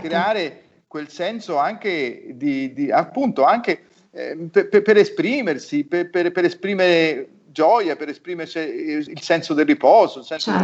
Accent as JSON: {"language": "Italian", "town": "Florence", "region": "Tuscany", "country": "Italy", "tie": "born or raised there", "said": "nella mia città di origine, a Firenze"}